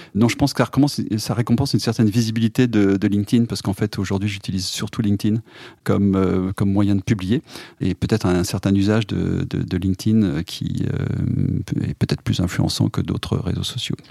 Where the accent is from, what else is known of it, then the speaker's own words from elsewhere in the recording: Clermont-Ferrand, Auvergne-Rhône-Alpes, France; moved away as an adult; now in Paris, France; je suis auvergnat, né à Clermont-Ferrand